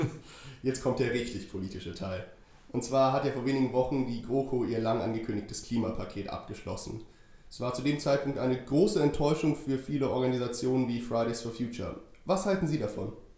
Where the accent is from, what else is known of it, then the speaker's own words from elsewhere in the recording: Hamburg, Germany; ich komme aus Hamburg